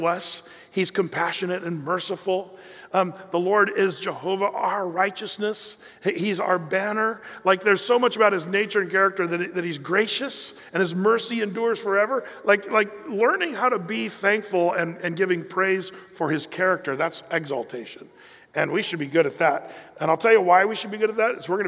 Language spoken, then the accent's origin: English; United States; we fit the category as American Christians